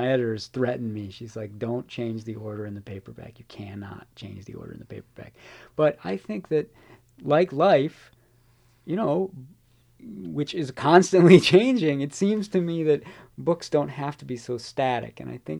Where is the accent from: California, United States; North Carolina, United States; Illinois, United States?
Illinois, United States; Chicago; I give a lot of nods to Bello in the book because I'm a Chicagoan and I learned a great deal about not just about Chicago